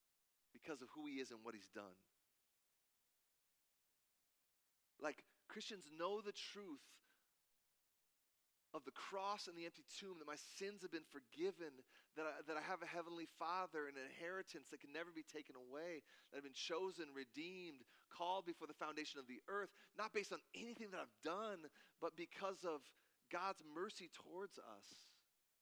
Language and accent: English; Cedar Falls, Iowa, United States; moved away as an adult; now in Wisconsin, United States; I play a jazz gig every other month in my hometown of Cedar Falls, Iowa